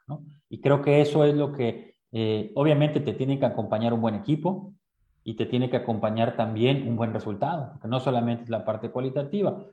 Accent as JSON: {"language": "Spanish", "region": "Veracruz", "country": "Mexico", "moved": "as an adult", "said": "Yo soy de Veracruz"}